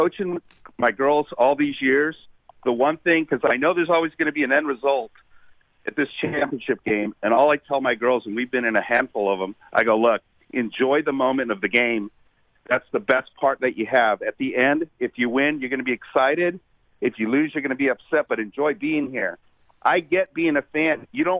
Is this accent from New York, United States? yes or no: yes; New York, United States; moved away; I was born in New York